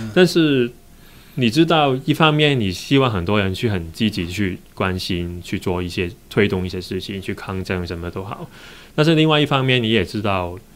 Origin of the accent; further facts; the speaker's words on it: Hong Kong; accent: Hong Kong-accented Mandarin; Chinese is a second language; moved away as an adult; also born or lived in United Kingdom / Germany / Taiwan; 因为其实我是一个香港人